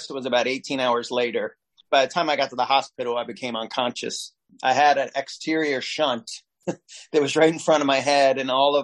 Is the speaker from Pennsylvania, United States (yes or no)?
no; Norwood, Ohio, United States; growing up in Norwood, was literally like Mayberry